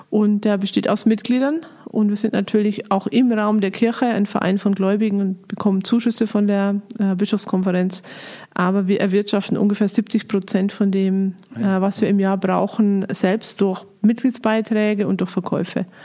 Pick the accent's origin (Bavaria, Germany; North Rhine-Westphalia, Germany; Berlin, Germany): Bavaria, Germany; Ich komme aus Niederbayern und äh, so richtig barock-katholisch niederbayerisch bin ich aufgewachsen, habe aber einen Münsteraner Vater, von daher habe ich noch ein bisschen was Norddeutsches bekommen und äh, ich war da einfach in der, in einem Dorf bin ich aufgewachsen